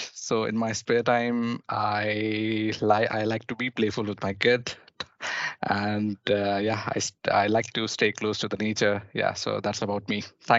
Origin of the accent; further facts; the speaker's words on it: India; moved away as an adult; now in Copenhagen, Denmark; Primarily, I'm from India, but 2 years back, moved to Copenhagen with my family.